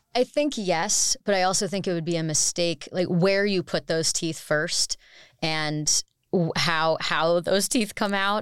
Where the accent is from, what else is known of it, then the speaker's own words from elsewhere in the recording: United States; as an American